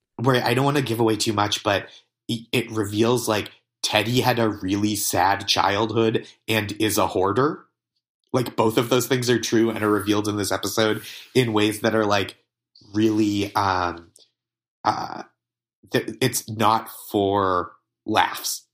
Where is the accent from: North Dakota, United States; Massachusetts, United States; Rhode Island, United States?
Massachusetts, United States; just outside Boston; the town that I grew up in just outside Boston